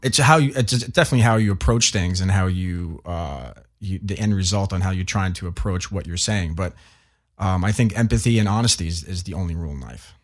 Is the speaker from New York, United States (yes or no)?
yes; New York, United States; I was born and raised in New York, and my parents are from Italy.